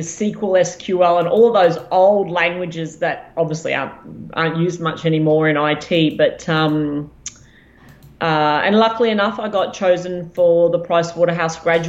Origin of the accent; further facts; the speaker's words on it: Ipswich, Queensland, Australia; I grew up in Ipswich